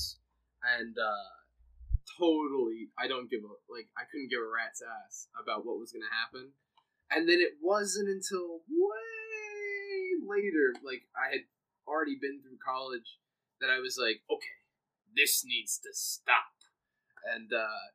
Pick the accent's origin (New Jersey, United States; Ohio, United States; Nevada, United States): New Jersey, United States; Jersey City; moved away as an adult; now in California, United States; I grew up in Jersey City for a lot of my, you know, my life, and I've recently moved to California